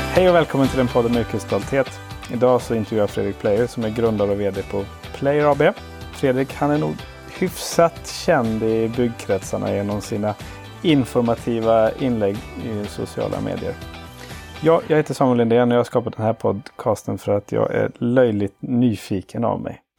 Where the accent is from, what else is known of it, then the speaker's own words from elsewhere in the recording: Karlstad, Värmland, Sweden; now in Gothenburg, Sweden; jag är uppvuxen i Karlstad